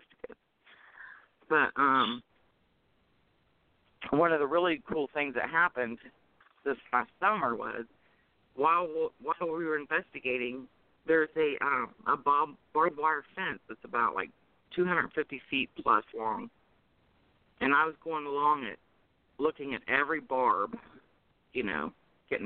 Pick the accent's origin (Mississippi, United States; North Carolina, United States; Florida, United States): North Carolina, United States; moved away; I'm from North Carolina originally